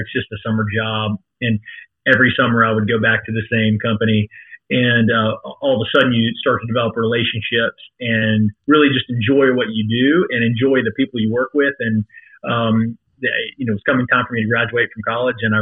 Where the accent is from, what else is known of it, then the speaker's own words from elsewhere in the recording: Thomasville, Georgia, United States; moved away as an adult; also born or lived in Macon, Georgia; now in Northwest Arkansas, United States; I'm originally from Southwest Georgia, a small town called Thomasville